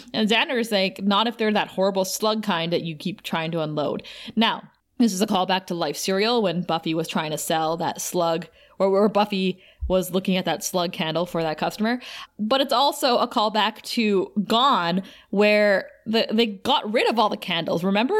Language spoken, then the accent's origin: English; Thunder Bay, Ontario, Canada; moved away; Thunder Bay, my hometown